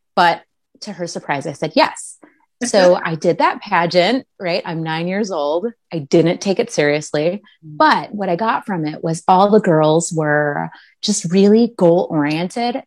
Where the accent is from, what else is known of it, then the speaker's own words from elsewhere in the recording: Minnesota, United States; I grew up mostly in Minnesota